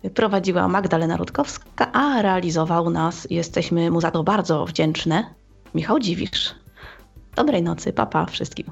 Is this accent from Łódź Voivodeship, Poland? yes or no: yes; Łódź, Łódź Voivodeship, Poland; jestem z Łodzi